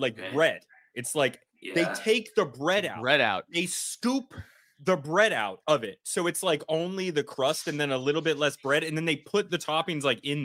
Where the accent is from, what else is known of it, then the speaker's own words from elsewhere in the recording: New England, United States; I'm from New England